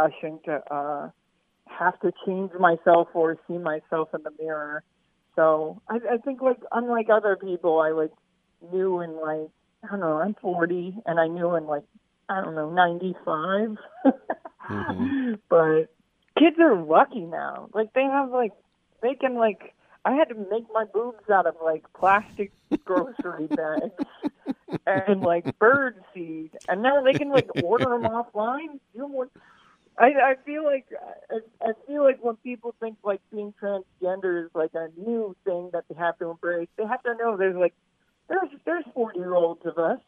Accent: Baltimore, Maryland, United States; moved away as an adult; now in Seattle, United States; I'm originally from Baltimore, but I moved to the Northwest about, like, 15 years ago

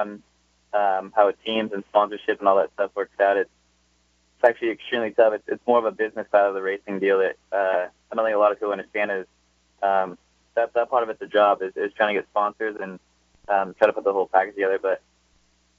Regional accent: West Coast, United States; we're all from the West Coast

